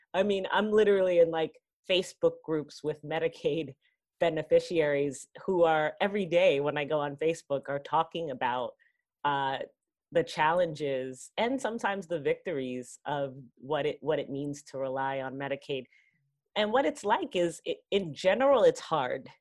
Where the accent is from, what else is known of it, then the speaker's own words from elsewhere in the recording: New York City, New York, United States; I grew up in Queens, in New York City